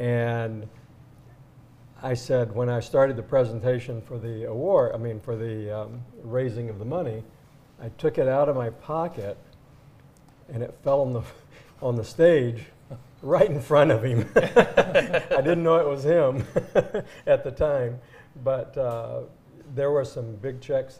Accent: Texas, United States; I grew up in Texas. I love it.

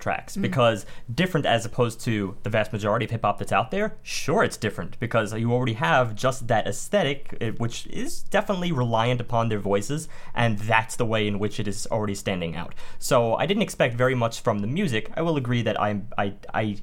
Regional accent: New York City, New York, United States; growing up in Staten Island

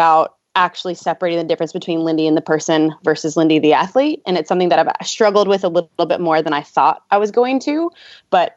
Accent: Louisville, Kentucky, United States; I'm from Louisville, Kentucky

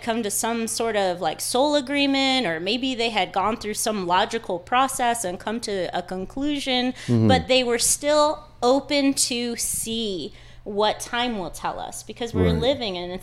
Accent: El Paso, Texas, United States; also born or lived in California; I was born here in El Paso, Texas. Multiple generations here. Texas and the border basically grew around my family

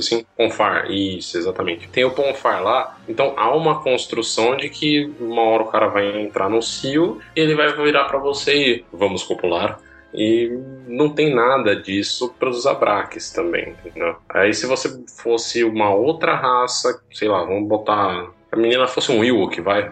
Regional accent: Brazil; accent: interior; nosso sotaque do interior

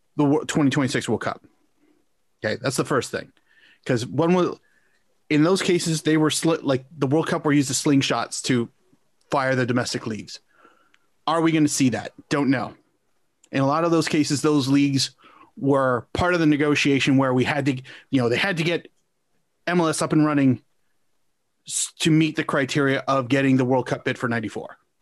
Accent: Canada; as a Canadian soccer fan myself

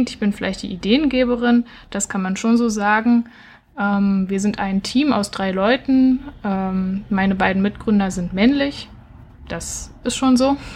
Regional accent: Berlin, Germany; now in Halle, Germany; Also ich komme ursprünglich aus Berlin und habe jetzt in Halle gegründet.

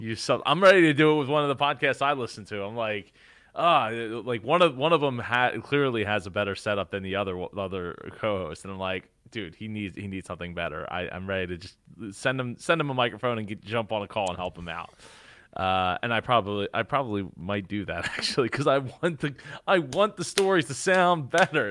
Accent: New Jersey, United States; growing up in Jersey

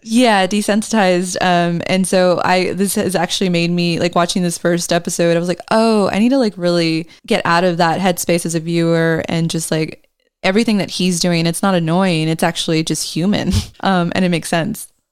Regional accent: Australia; reminds me of being Australian

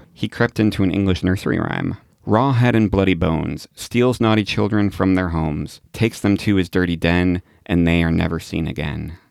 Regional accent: Illinois, United States; my home state of Illinois

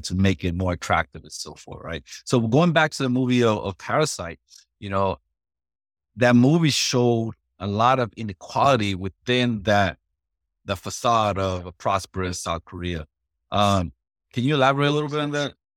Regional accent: Puerto Rico; moved away; I'm originally from Puerto Rico

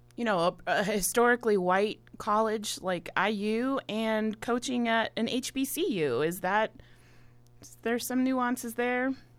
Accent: Milwaukee, Wisconsin, United States; now in Bloomington, United States; my hometown in Milwaukee

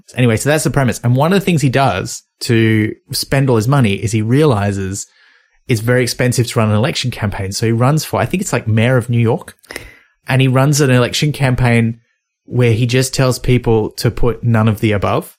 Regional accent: Australia; as an Australian

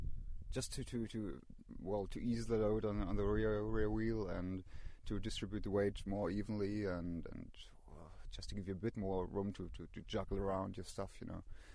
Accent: Freiburg, Baden-Württemberg, Germany; that's …. And we're from Freiburg in Germany. That's in the very southwest, close to France and Switzerland.

